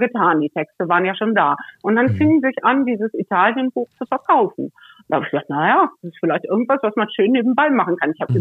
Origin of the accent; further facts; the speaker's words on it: Cologne area, North Rhine-Westphalia, Germany; moved away; also born or lived in Northern Germany; ich komme aus dem, aus dem Kölner Raum